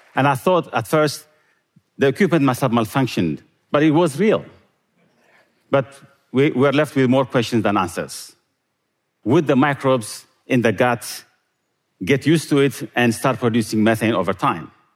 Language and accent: English; Eritrea; moved away; Growing up in Eritrea